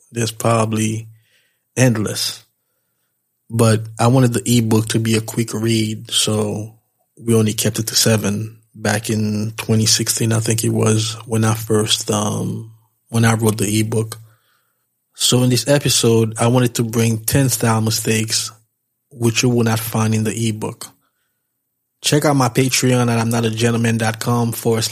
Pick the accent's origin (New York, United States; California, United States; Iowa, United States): New York, United States; being from New York, we always think that we know everything. I don't know if this is unique to New York, but as a New Yorker, I can definitely attest to that fact